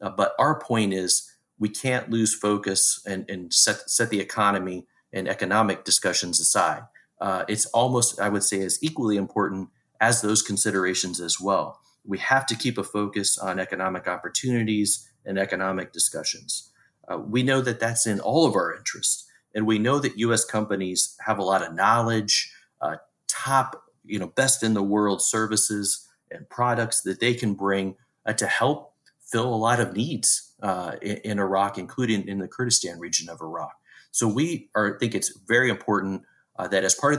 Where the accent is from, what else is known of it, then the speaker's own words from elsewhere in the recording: Indiana, United States; I grew up in the Midwest here in the United States, in Indiana specifically